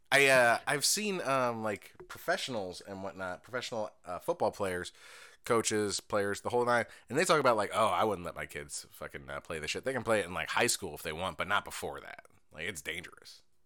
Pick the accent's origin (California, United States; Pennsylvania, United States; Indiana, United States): Indiana, United States; I'm from Indiana.